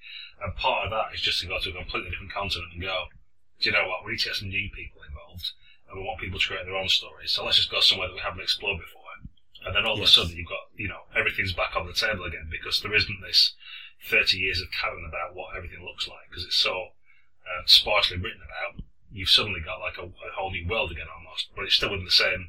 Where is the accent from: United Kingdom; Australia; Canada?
United Kingdom; Blackburn, North West England; at school in Blackburn